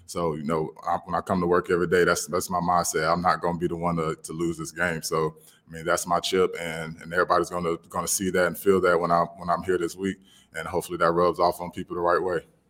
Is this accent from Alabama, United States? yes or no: yes; Alabama, United States; I'm from Alabama